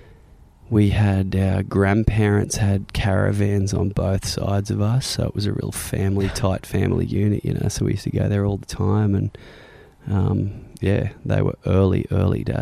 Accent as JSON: {"language": "English", "area": "south of Sydney, near Cronulla", "region": "New South Wales", "country": "Australia", "tie": "born or raised there", "said": "Grew up south of Sydney. When I was young, I grew up in a little place called Karela, which is about an hour south of the city, close to Cronulla Beach."}